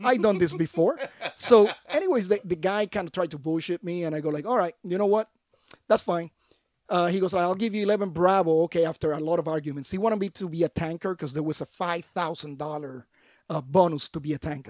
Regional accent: Puerto Rico; moved away; I was born and raised in Puerto Rico

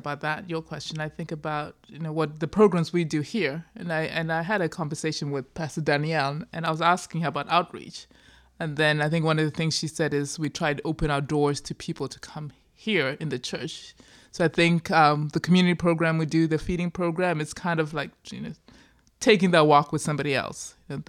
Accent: Zimbabwe; I'm just thinking about like my own background. You know, growing up in Zimbabwe, right?

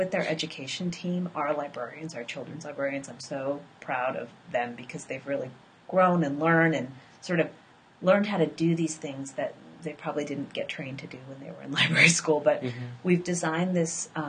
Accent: West Coast, United States; now in Chicago, United States; I am from the West Coast. I lived for a long time on the East Coast

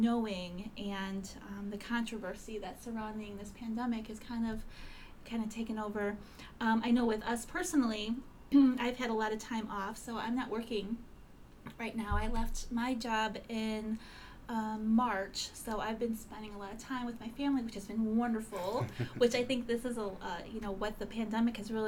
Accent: Cleveland, Ohio, United States; I grew up in Cleveland

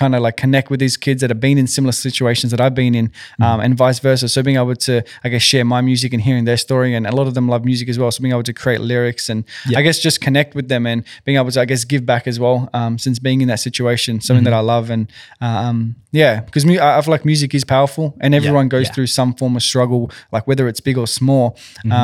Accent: Sydney, New South Wales, Australia; I'm from Western Sydney.

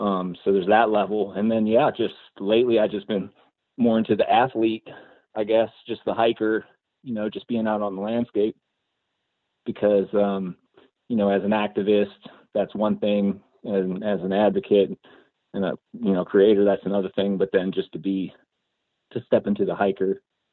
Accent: Ashland, Oregon, United States; I'm from Ashland, Oregon.

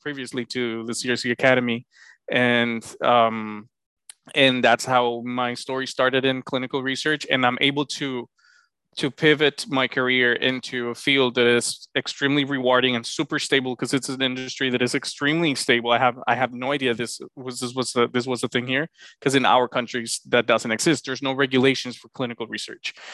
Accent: Honduras; moved away as an adult; now in United States; I'm originally from Honduras, beautiful country in Central America, in the heart of the continent. I was born, raised, and trained overseas in Honduras

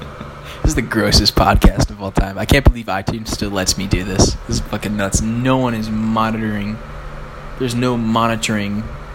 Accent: Ireland; And I'm an Irish person.

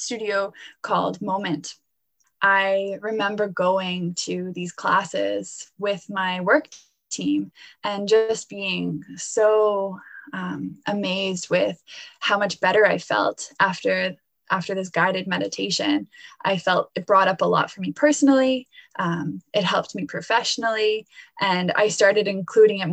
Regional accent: Halifax, Nova Scotia, Canada; also born or lived in Florence, Italy; I was born and raised in Halifax, Nova Scotia here

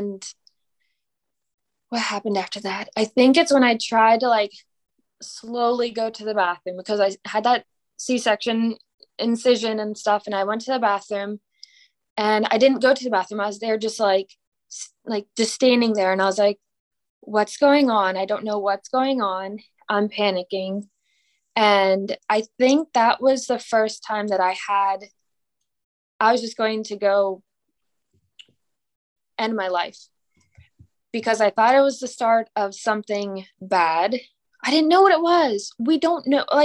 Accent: Pennsylvania, United States; now in Mississippi, United States; I'm from Pennsylvania.

